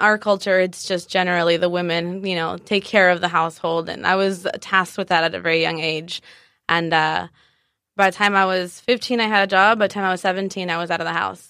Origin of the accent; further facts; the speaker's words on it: Guadalajara, Jalisco, Mexico; also born or lived in San Diego / Tijuana; now in United States; I am originally from San Diego, born in San Diego, Woo-hoo. Raised in between TJ and Guadalajara. My mom is from TJ and my dad's from Guadalajara.